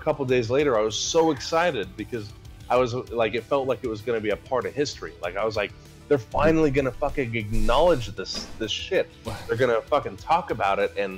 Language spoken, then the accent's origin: English; Arizona, United States; born and raised here in Arizona.